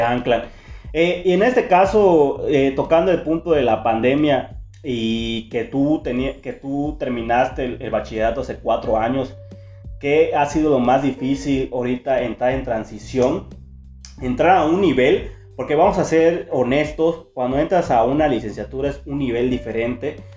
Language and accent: Spanish; Chiapas, Mexico; moved away as an adult; now in San Francisco de Campeche, Mexico; Vengo de Chiapas este, más que nada, o sea, mm, en Chiapas, pero en un pueblito. de un pueblo. ajá, de un municipio, pueblo, una comunidad. Una comunidad